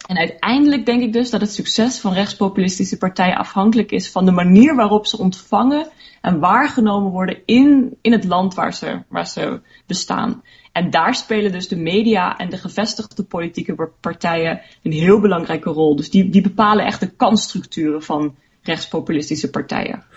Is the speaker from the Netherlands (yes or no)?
no; Luxembourg; ik ben Luxemburgse en mijn, mijn ouders zijn Nederlanders. Ehm, ja, dus vandaar dat ik wel Nederlands spreek